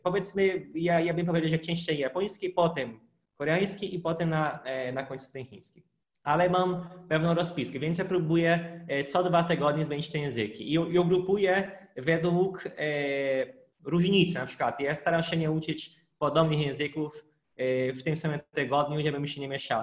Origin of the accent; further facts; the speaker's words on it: Brazil; first language Portuguese; Polish is a second language; now in Poland; jestem z Brazylii